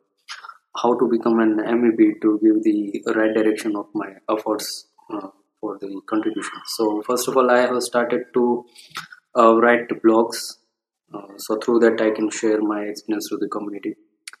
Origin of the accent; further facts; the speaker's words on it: India; I'm from India